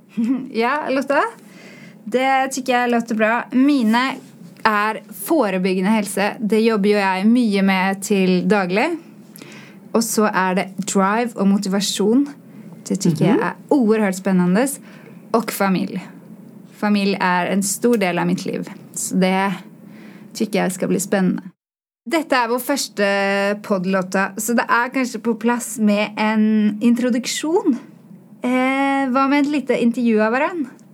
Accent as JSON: {"language": "Swedish", "region": "Oslo", "country": "Norway", "accent": "svorsk", "second_language": "Swedish", "moved": "yes", "said": "jag kommer från Oslo"}